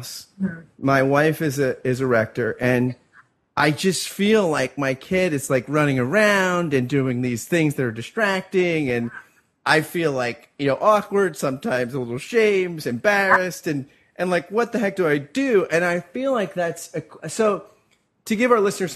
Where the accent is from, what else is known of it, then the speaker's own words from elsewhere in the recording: New Jersey, United States; I'm a Northeastern guy. I grew up in New Jersey